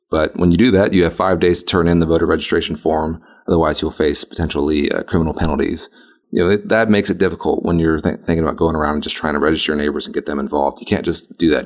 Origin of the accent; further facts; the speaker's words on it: Texas's 32nd district, United States; I'm running here in my home. It's my hometown where I was born and raised